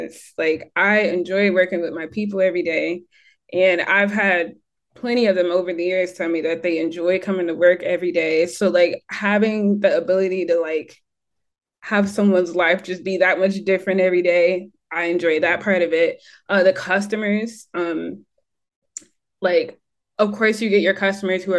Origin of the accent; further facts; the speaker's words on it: Michigan, United States; accent: American; moved away as an adult; also born or lived in North Carolina; now in Bermuda; I'm from Michigan